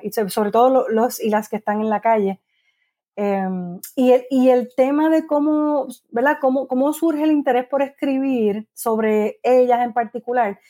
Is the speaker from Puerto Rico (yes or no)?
yes; Guaynabo, Puerto Rico; also born or lived in San Juan, Puerto Rico / New York / Gurabo, Puerto Rico / Cayey, Puerto Rico; Así que nací en San Juan, criada en Guaynabo y viví allí hasta los veintitantos años